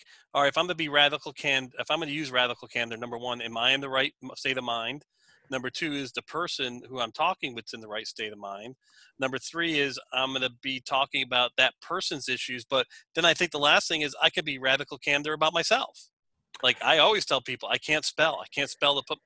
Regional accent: United States; I'm an American

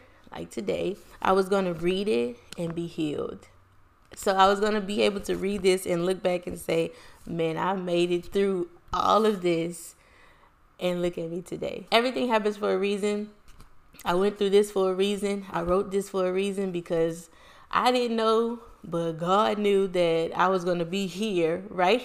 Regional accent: Lake Charles, Louisiana, United States; I was born and raised in Lake Charles, Louisiana

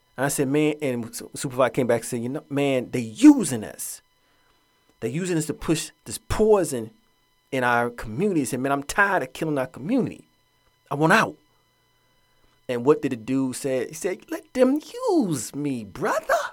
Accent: Atlanta, Georgia, United States; moved away; Growing up in Atlanta, that's my hometown

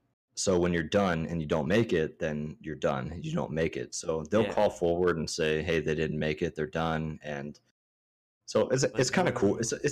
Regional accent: Maryland, United States; also born or lived in California / Hawaii; So me growing up, I was born in California. Mm-hmm. Spent the 3 years, 2 years in Cali and then 2 years in Hawaii and then jumped over to Maryland. And that's when I started to like actually grow up in the backwoods.

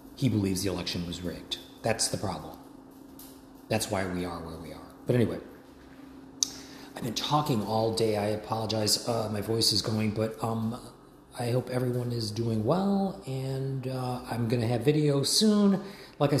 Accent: United States; as an American

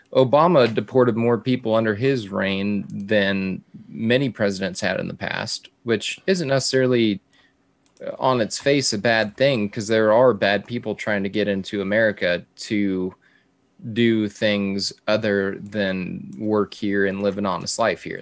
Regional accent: South Texas border, United States; growing up on the South Texas border

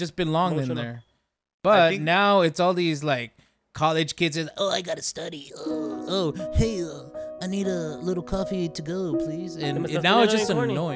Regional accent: California, United States; moved away; we're from California

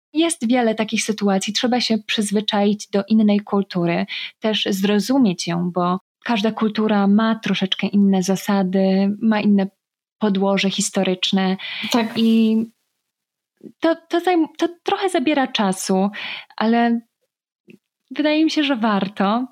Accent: Poland; moved away as an adult; also born or lived in Faroe Islands; jestem z Polski

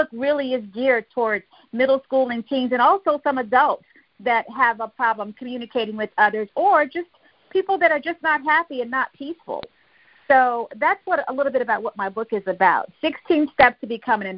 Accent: Fayetteville, North Carolina, United States; I'm originally from Fayetteville, North Carolina. That's right, I'm a U.S. Army veteran and a U.S. Army brat.

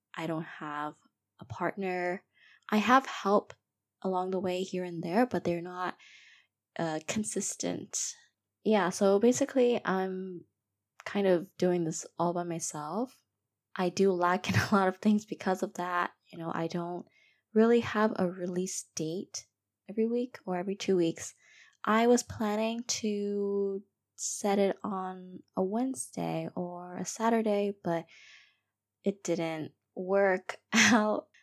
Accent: Myanmar; I was born and raised in Myanmar. I am Burmese

